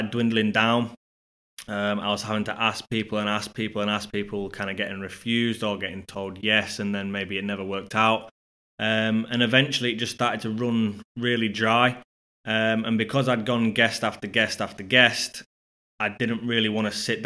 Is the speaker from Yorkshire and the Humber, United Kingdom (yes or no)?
yes; Scunthorpe, Yorkshire and the Humber, United Kingdom; my hometown of Scunthorpe